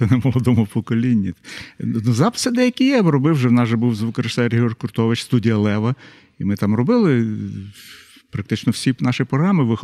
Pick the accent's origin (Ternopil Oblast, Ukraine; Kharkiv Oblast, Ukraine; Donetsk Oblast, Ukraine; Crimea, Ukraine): Ternopil Oblast, Ukraine; Kremenets; moved away as an adult; also born or lived in Lviv, Ukraine; я ж родом з Тернополя